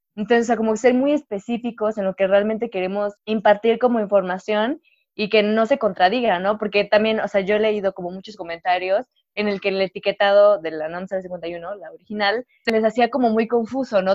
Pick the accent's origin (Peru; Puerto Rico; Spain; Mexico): Mexico; como obviamente mexicanos